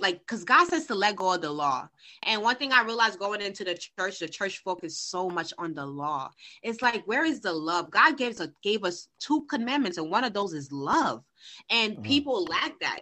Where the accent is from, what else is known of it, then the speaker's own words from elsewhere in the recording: Haiti; I'm from Haiti